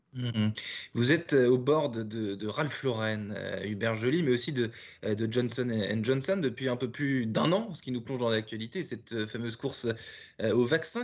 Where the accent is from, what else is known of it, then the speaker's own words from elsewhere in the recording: France; also born or lived in Paris; nous sommes tous les deux français. Euh, vous à New York et moi à Paris.